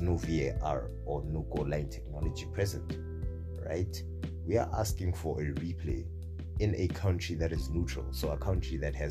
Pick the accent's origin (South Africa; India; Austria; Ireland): South Africa; in the capacity as a South African